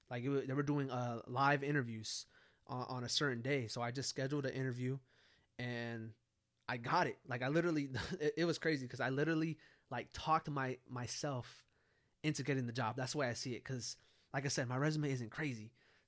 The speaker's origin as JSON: {"language": "English", "region": "California", "country": "United States", "lives_now": "San Antonio, United States", "said": "me moving from California to San Antonio"}